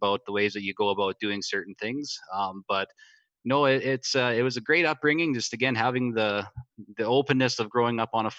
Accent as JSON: {"language": "English", "town": "Frontier", "region": "Saskatchewan", "country": "Canada", "tie": "born or raised there", "said": "We actually grew up 2 miles from the American border. The small town of Frontier was about 15"}